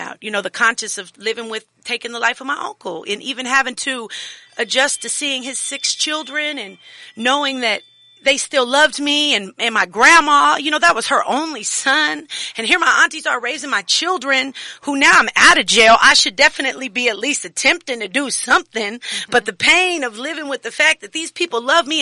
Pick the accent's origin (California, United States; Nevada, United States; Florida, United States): Nevada, United States; Reno; moved away; I'm from Reno